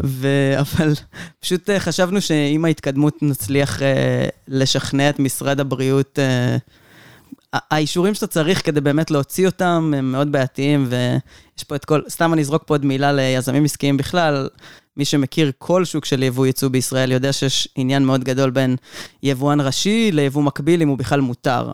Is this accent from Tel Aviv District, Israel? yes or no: no; Omer, Southern District, Israel; also born or lived in Kibbutz Lahav; בגיל שנתיים כבר ההורים שלי עברו לעומר, ואת רוב הילדות שלי העברתי בעומר